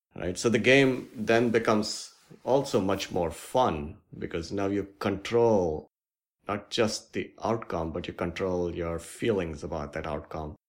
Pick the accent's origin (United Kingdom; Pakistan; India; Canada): India; moved away as an adult; now in Seattle, United States; I grew up in India and my parents were just simple, hardworking folks